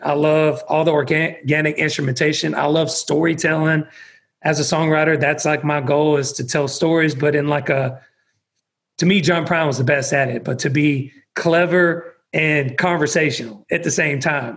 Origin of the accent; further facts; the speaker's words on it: about an hour outside of Atlanta, Georgia, United States; also born or lived in Texas; the town that I grew up in was about an hour outside of Atlanta